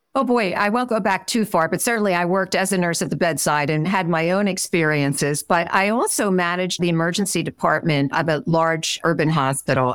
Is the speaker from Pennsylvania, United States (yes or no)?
yes; Philadelphia, Pennsylvania, United States; moved away; also born or lived in Midwest; I'm originally from Philadelphia, and when I went out to the Midwest